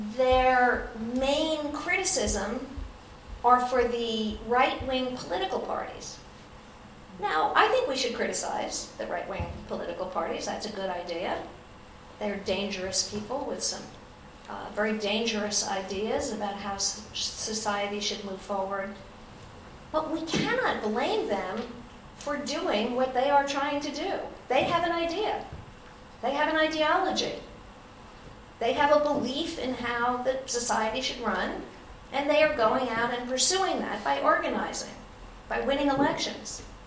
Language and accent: English; Ithaca, New York, United States; also born or lived in Vermont; in my hometown, Cornell University